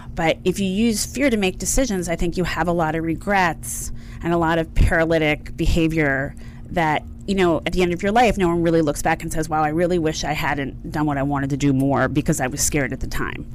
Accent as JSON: {"language": "English", "area": "outside of Philadelphia", "region": "Pennsylvania", "country": "United States", "tie": "born or raised there", "said": "I grew up outside of Philadelphia on the mainland."}